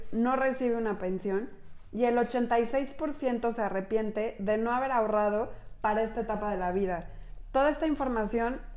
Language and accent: Spanish; Mexico; Somos mujeres mexicanas